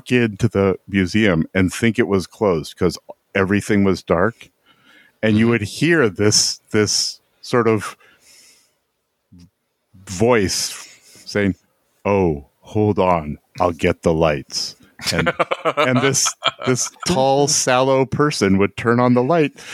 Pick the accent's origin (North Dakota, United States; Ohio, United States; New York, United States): New York, United States; Owego; I grew up, my hometown is Owego, New York